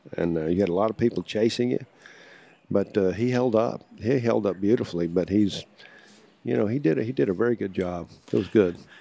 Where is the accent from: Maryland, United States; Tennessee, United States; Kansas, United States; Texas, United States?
Texas, United States; Austin; I'm from Austin